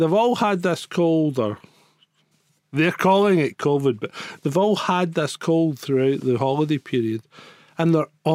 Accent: Scotland, United Kingdom

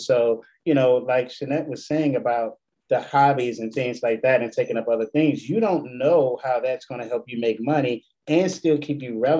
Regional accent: Washington, District of Columbia, United States; DC, babe, we talk like this. We say Northeast, Southeast. I'm from Northeast.

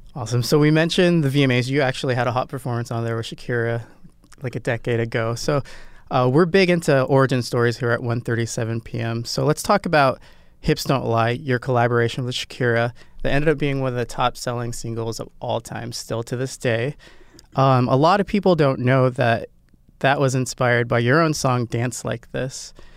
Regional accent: Nebraska, United States; I'm from Nebraska, so Midwest

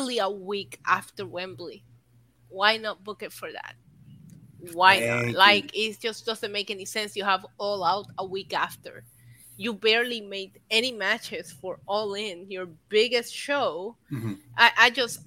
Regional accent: Puerto Rico; I'm too Puerto Rican

